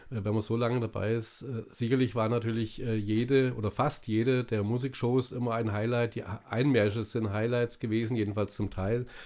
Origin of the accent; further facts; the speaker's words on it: Fulda, Hesse, Germany; In Niesig. Die ersten, meine ersten vier Lebensjahre habe ich in Niesig gewohnt.